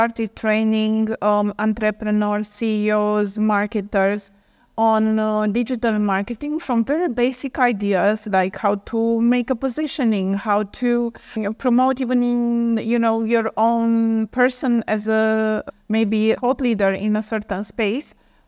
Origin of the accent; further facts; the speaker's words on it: Romania; I am originally from Romania